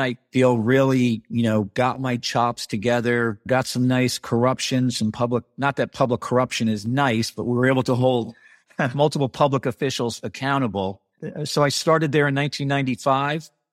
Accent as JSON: {"language": "English", "town": "Bardonia", "region": "New York", "country": "United States", "tie": "born or raised there", "also_born_or_lived": "Bronx, New York", "said": "I grew up in the New York City suburbs"}